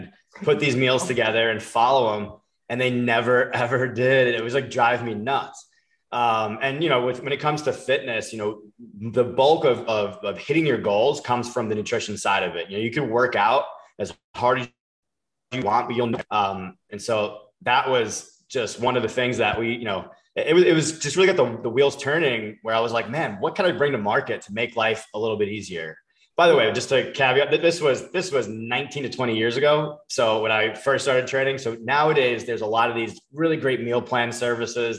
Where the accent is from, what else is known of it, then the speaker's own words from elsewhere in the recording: Long Island, New York, United States; also born or lived in Palm Beach, Florida; now in Florida, United States; I grew up in Long Island